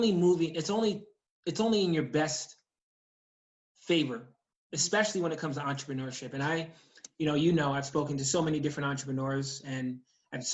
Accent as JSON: {"language": "English", "region": "New York", "country": "United States", "tie": "born or raised there", "said": "I grew up in New York State"}